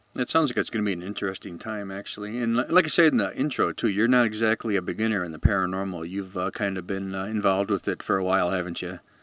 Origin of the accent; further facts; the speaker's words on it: Chicago, Illinois, United States; we're both from the Chicago area